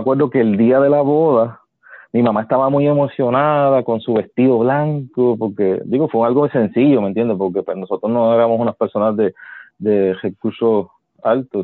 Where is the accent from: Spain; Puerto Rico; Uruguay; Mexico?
Puerto Rico; Yabucoa; yo vivía en un campo en Yabucoa